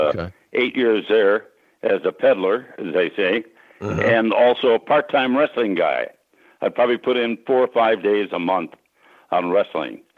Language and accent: English; Sisseton, South Dakota, United States; I grew up in Sisseton, which is on the Sisseton Wahpeton Indian Reservation up in uh, northeastern South Dakota